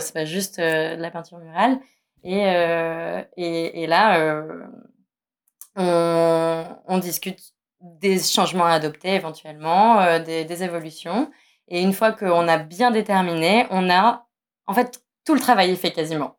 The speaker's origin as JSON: {"language": "French", "town": "Nice", "region": "Provence-Alpes-Côte d'Azur", "country": "France", "tie": "born or raised there", "said": "j'ai grandi à Nice"}